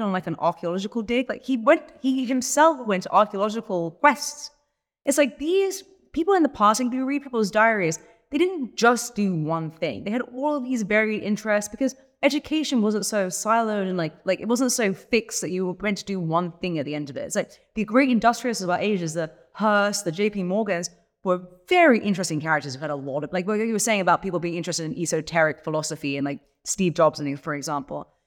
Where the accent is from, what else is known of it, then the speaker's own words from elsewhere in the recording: England, United Kingdom; I'm English